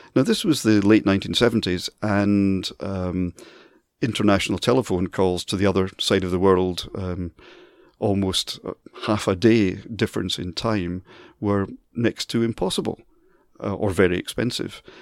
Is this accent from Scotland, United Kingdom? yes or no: yes; Dundee, Scotland, United Kingdom; moved away as an adult; now in Manchester, United Kingdom; Dundee, my hometown